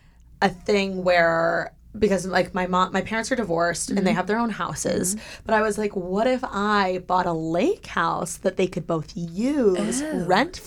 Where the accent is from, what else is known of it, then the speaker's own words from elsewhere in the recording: Indiana, United States; moved away; I'm from Indiana